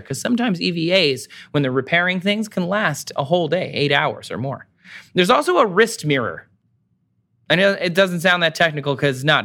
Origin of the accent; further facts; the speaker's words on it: Michigan, United States; I'm from Michigan.